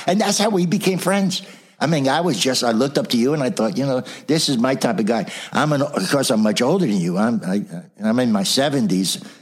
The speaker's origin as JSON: {"language": "English", "town": "South Orange", "region": "New Jersey", "country": "United States", "tie": "born or raised there", "also_born_or_lived": "Brooklyn, New York", "said": "was born in Brooklyn, New York, raised in New Jersey, right near Seton Hall University"}